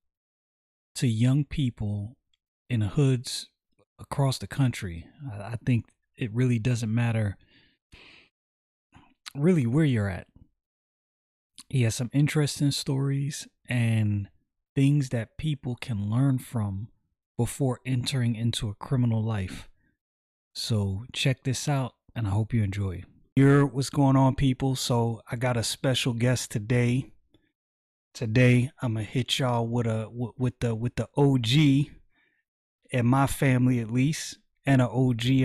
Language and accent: English; New York City, New York, United States; moved away; growing up in Brooklyn